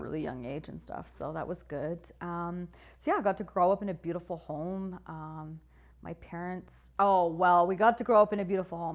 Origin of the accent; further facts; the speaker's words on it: Whitehorse, Yukon, Canada; I grew up in the Yukon